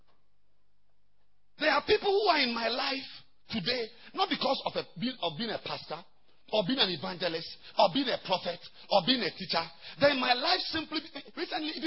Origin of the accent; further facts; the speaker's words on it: Ghana; I've come from far away